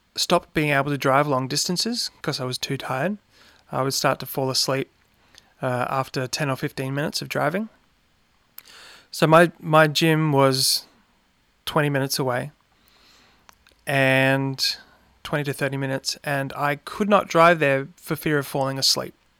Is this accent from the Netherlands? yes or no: no; Brisbane, Queensland, Australia; I grew up in Brisbane